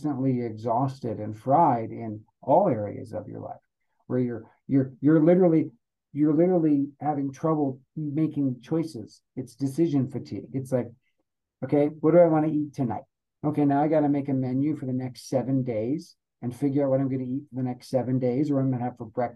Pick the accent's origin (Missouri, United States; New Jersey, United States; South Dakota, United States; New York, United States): South Dakota, United States; Rapid City; accent: South Dakota accent; now in Colorado, United States; I'm originally from South Dakota. That's where I grew up.